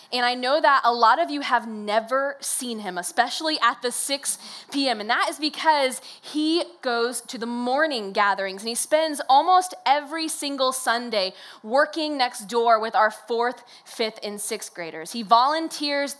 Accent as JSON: {"language": "English", "town": "Decatur", "region": "Illinois", "country": "United States", "tie": "born or raised there", "said": "I was born and raised in Decatur, Illinois, and I went to college here as well"}